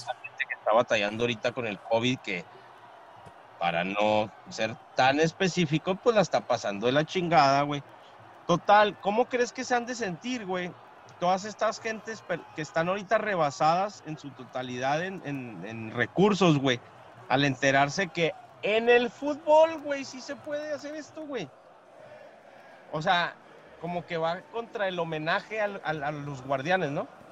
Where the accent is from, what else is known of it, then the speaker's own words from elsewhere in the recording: Mexico; como mexicanos